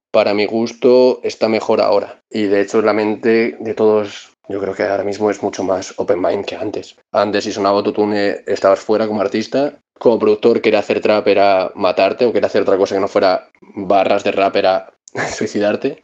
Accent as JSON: {"language": "Spanish", "town": "Gijón", "region": "Asturias", "country": "Spain", "said": "soy un productor de Gijón, Asturias"}